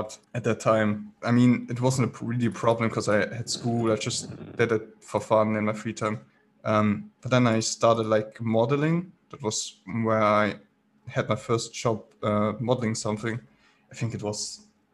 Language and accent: English; Baden-Württemberg, Germany; I'm from Germany, so I started within the German business